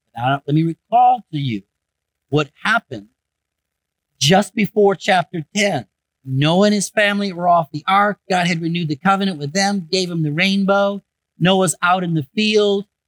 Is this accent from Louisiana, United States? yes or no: no; Michigan, United States; I grew up in Michigan